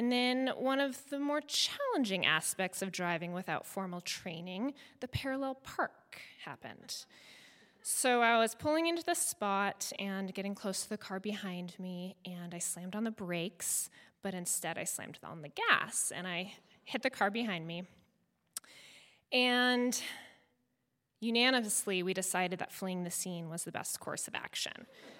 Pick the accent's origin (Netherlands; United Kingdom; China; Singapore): Netherlands; And so we were all a smart bunch, but we grew up very fast in Holland.